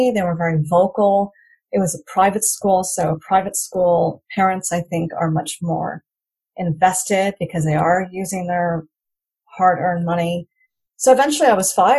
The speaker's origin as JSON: {"language": "English", "country": "United States", "tie": "born or raised there", "first_language": "English", "moved": "as an adult", "lives_now": "Rayong, Thailand", "said": "I was born and raised in America"}